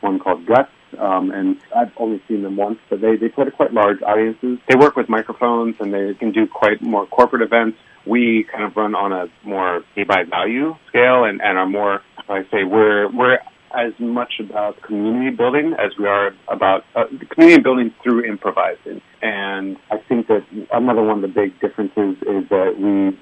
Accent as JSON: {"language": "English", "region": "Virginia", "country": "United States", "also_born_or_lived": "Beijing, China", "moved": "as an adult", "lives_now": "Taipei, Taiwan", "said": "I'm from Virginia in the U.S."}